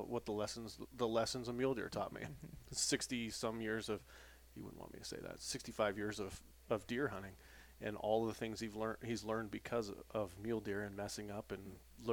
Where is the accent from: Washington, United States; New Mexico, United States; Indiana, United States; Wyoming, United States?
Wyoming, United States; Jackson; I mean, Guy and I grew up in Jackson Hole